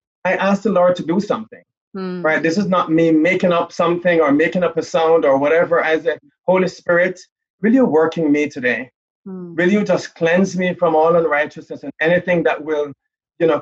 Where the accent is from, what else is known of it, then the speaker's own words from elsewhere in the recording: Jamaica; moved away; I'm from Jamaica. So I grew up in the islands